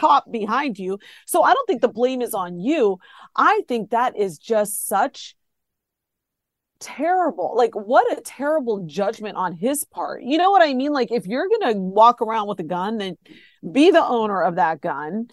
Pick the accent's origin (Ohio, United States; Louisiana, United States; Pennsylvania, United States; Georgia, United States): Ohio, United States; born or raised there